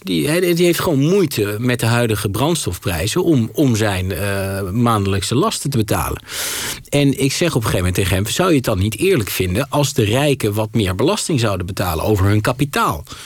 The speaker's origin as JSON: {"language": "Dutch", "area": "Twente", "region": "Overijssel", "country": "Netherlands", "said": "ik voetbal gewoon als een gezonde Twentse jongen"}